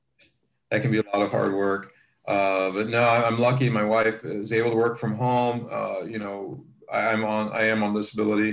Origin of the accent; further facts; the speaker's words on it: Columbus, Ohio, United States; moved away; at Ohio State University at my hometown.